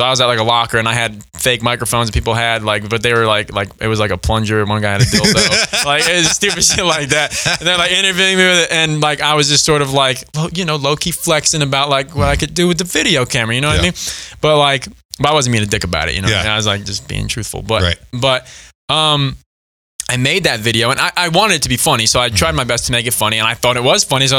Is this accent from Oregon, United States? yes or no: no; New York, United States; moved away; I was born and raised in New York